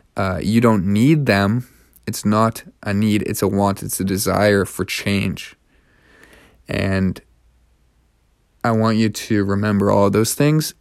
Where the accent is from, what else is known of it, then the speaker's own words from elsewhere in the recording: Canada; now in Montreal, Canada; I'm from Canada